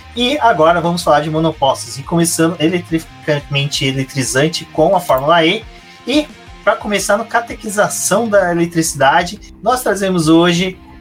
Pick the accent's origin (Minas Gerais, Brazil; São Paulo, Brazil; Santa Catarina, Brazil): Minas Gerais, Brazil; Eu, como mineiro